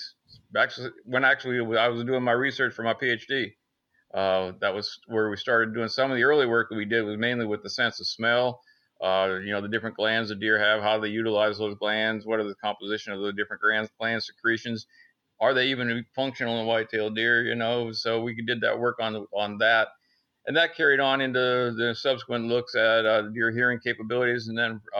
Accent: Northern Pennsylvania, United States; moved away as an adult; now in Athens, Georgia, United States; I'm originally from Northern Pennsylvania, up in the big woods of Pennsylvania, deer country

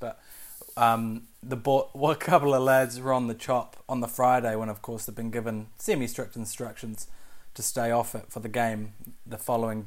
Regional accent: Wellington, New Zealand; I grew up in Island Bay

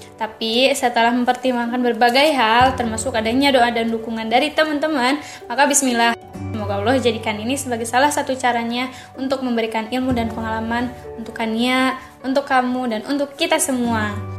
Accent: Bandung, West Java, Indonesia; also born or lived in Cicalengka, Majalaya; Lahir di Bandung, asli dari Sunda

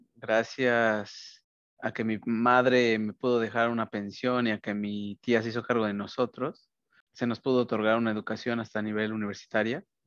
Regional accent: Mexico; now in United States; así somos los mexicanos

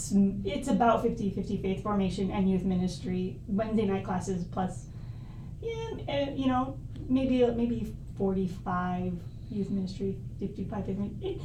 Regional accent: Iowa City, Iowa, United States; I am from Iowa City. Grew up and went to City High. And my parents still live in Iowa City.

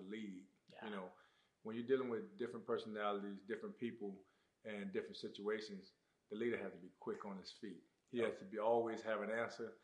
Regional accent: Immokalee, Florida, United States; growing up in South Florida, growing up in Immokalee, Florida, football is everything.

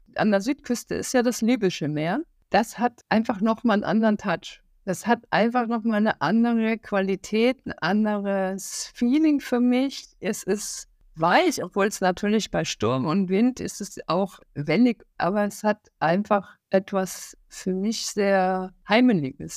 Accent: Hamburg, Germany; ich bin ja auch aus Hamburg

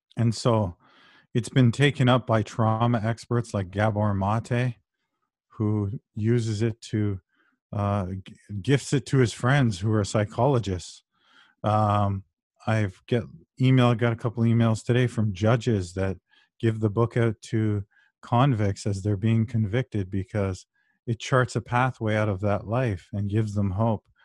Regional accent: Brampton, Ontario, Canada; I was raised in Brampton

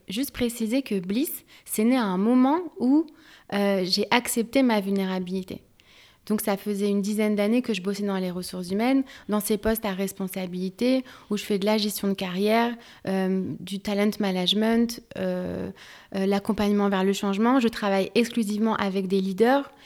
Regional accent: France; also born or lived in Algeria (ancestry); je suis française, algérienne d'origine

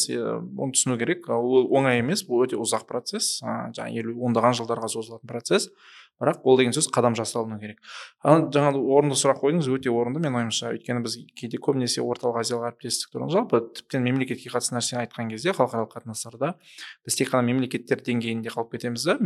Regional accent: Shymkent, Kazakhstan; мен өзім өзім шымкент қаласының шымкент қаласының тумасымын түркістан облысының тумасымын

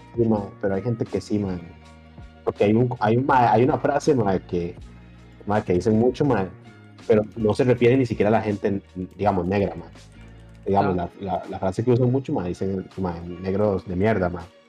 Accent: Costa Rica; moved away as an adult; now in Argentina; yo, por ejemplo, que vengo de Costa Rica

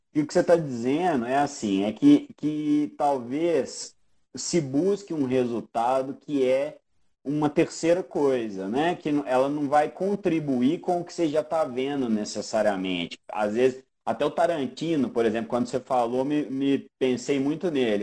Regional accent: Brazil; A nossa identificação como sul-americano, brasileiro

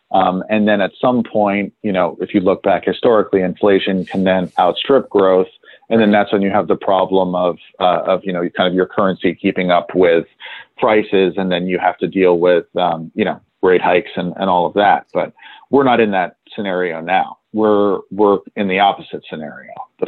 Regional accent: London, United Kingdom; also born or lived in New York; Even though I was born in New York, I grew up, spent 5 years living in London when I was younger. So my first memories are of London, and also of trading floors in London.

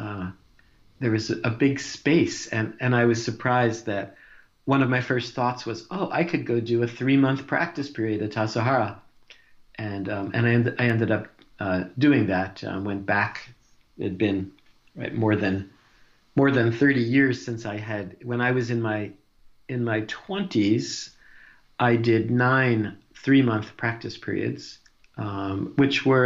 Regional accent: New Jersey, United States; moved away; I grew up in New Jersey in a kind of a working class family

